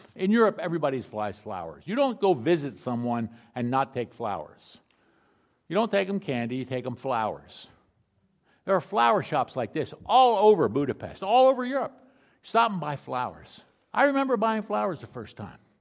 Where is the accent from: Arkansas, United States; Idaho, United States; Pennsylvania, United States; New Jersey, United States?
Pennsylvania, United States; Philadelphia; I grew up in Philadelphia.